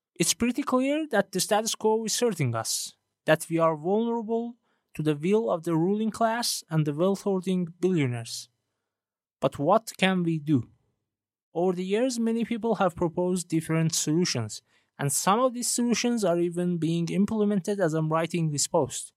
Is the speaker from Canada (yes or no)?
no; Iran; first language Persian; English is a second language; I'm originally from Iran and English isn't my native language